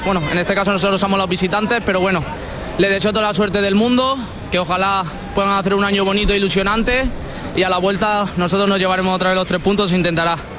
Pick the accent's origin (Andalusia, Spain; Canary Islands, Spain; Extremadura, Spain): Andalusia, Spain; Córdoba; soy de aquí al lado, soy de Córdoba